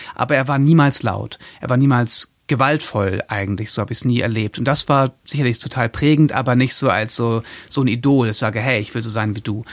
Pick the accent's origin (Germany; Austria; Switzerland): Germany; Hamburg; also born or lived in Hildesheim; Ich komme aus Hamburg ursprünglich, bin da zur Schule gegangen, bin da aufgewachsen